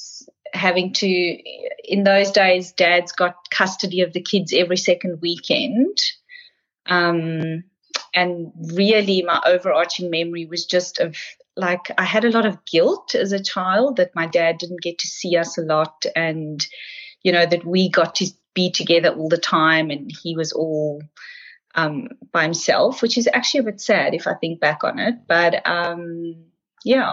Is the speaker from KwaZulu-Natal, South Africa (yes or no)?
no; Pretoria, Gauteng, South Africa; now in Melbourne, Australia; I was born in Pretoria in South Africa